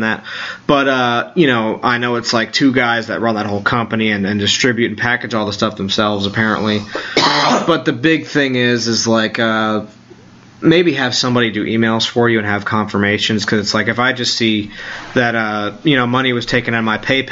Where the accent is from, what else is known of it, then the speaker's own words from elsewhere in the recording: New York, United States; I'm a New Yorker